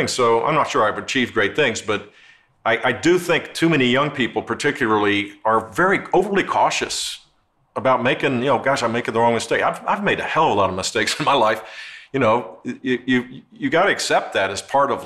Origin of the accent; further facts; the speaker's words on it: Houston, Texas, United States; also born or lived in Midland, Texas; we moved when I was 6 years old to Houston and lived there till I got married